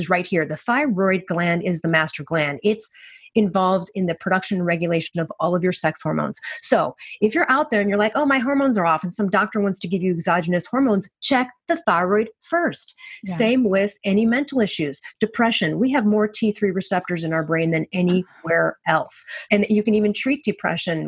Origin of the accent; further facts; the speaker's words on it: Chicago, Illinois, United States; I'm from Chicago